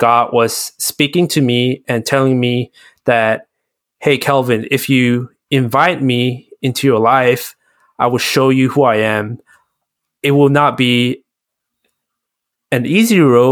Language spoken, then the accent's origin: English; Malaysia; growing up in Malaysia, where there's a lot of religion